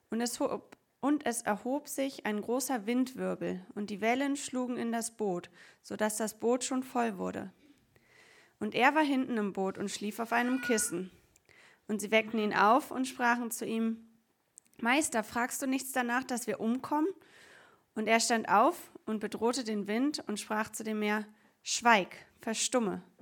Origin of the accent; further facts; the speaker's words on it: Saarland, Germany; also born or lived in Stuttgart; Ich bin ähm, als in Stuttgart gebürtiger Saarländer schon sehr eingeschüchtert, im preußischen Potsdam zu sein.